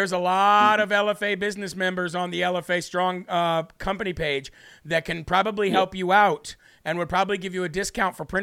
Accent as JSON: {"language": "English", "region": "Illinois", "country": "United States", "tie": "born or raised there", "said": "I grew up in Illinois"}